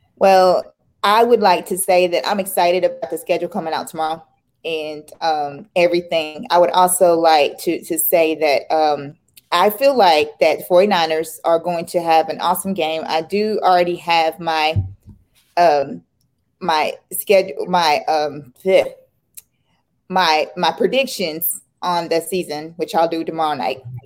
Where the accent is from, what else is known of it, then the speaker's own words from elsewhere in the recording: Tennessee, United States; moved away; also born or lived in Georgia; I'm from Tennessee, so I'm from the South, and I used to live in Georgia